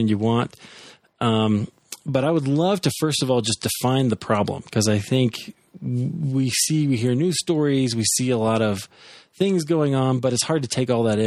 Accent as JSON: {"language": "English", "region": "Iowa", "country": "United States", "said": "I'm from Iowa. We can't pronounce anything."}